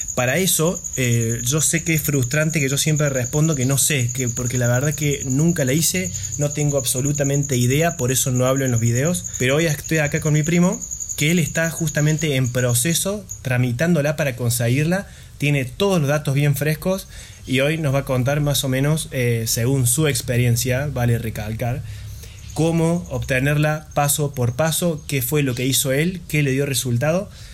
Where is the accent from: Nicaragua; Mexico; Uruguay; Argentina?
Argentina; Nosotros somos argentinos